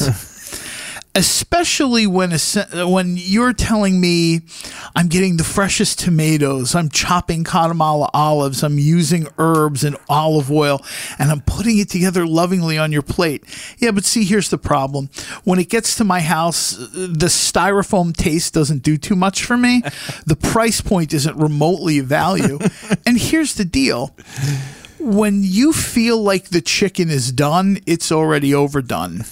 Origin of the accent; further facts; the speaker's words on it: New Jersey, United States; I come from New Jersey, the land down under.